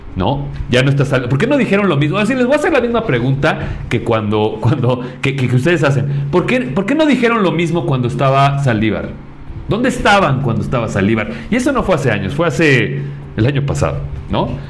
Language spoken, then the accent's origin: Spanish; Mexico; como mexicanos